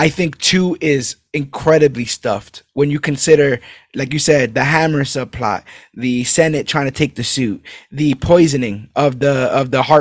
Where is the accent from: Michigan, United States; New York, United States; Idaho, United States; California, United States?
New York, United States; I'm a New Yorker, bro. You mess with one of us, you mess with all of us.